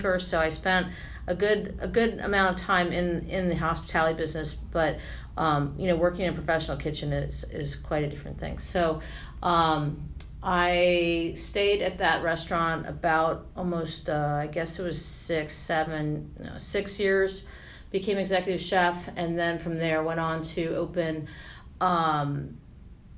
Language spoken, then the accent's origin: English; Washington, District of Columbia, United States; also born or lived in Arlington, Virginia; I'm a local Washingtonian, born and raised. I was born in Arlington and spent my entire childhood in the Washington region